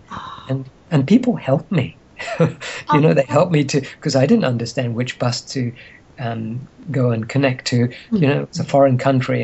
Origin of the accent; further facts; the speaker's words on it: Egypt; moved away; I grew up in Egypt during a time when there was turmoil